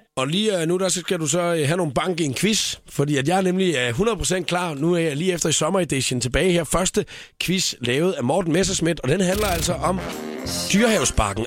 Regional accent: Funen, Southern Denmark, Denmark; jeg kommer fra Fyn

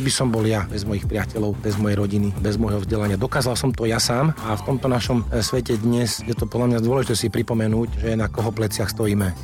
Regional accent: Slovakia

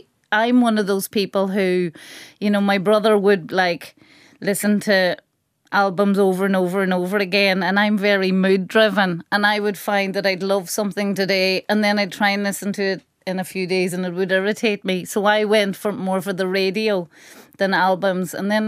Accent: Carndonagh, County Donegal, Ireland; So it's a Donegal, rural Donegal version of a single.

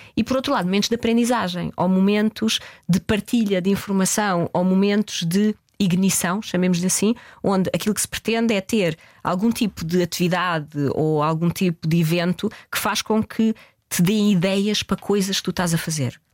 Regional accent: Portugal; nós somos portugueses

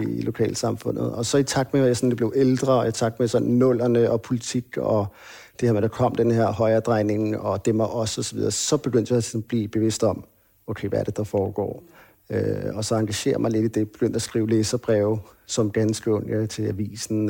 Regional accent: Hvidovre, Capital Region of Denmark, Denmark; also born or lived in Copenhagen (Nørrebro); født og opvokset øh, i Danmark, født på, på Rigshospitalet, der blev født i 1980. Øhm, der boede vi på Nørrebro, okay. og øhm, der boede vi indtil jeg var cirka 6 år. Mm. Og så flyttede vi til Hvidovre

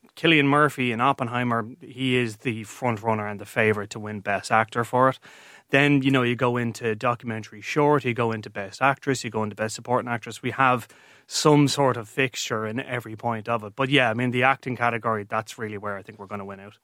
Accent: Ireland; I'm an Irishman

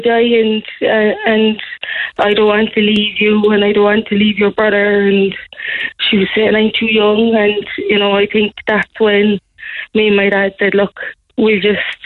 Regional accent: Cork, Munster, Ireland; we're from the North Side ourselves

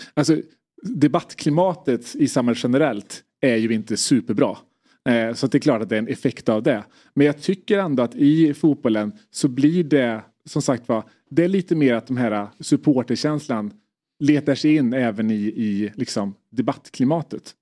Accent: Värmland, Sweden; identifierar mig först och främst som värmlänning

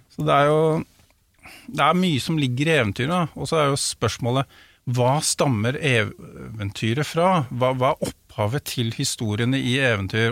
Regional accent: Drammen, Buskerud, Norway; der jeg er oppvokst

